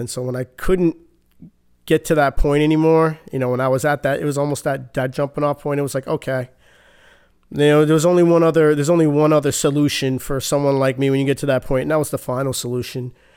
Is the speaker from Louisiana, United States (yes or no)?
no; Boston, Massachusetts, United States; Born and raised Boston, Massachusetts.